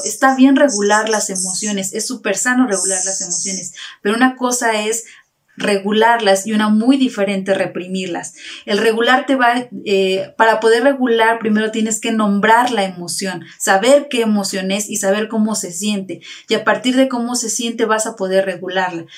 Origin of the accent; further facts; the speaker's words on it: Tasquillo, Hidalgo, Mexico; somos originarios de Trasquillo